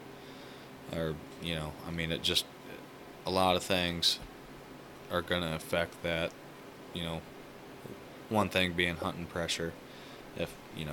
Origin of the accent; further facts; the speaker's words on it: Missouri, United States; it's my home state